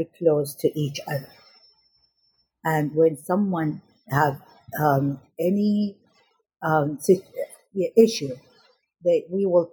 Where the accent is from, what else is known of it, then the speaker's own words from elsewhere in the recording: Najaf, Najaf Governorate, Iraq; moved away; I was born in Iraq in 1967, and I was a vivacious child who loved my family and loved the school, I remember in my first day in middle school in Najaf, in Iraq